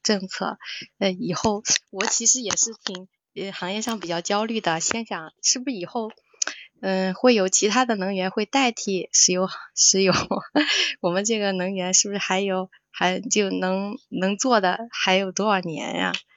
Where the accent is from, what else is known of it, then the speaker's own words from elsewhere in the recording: Sichuan, China; now in Shandong, China; 我是四川人，但是我现在生活在山东，我干的嗯。是汤姆老师的老本行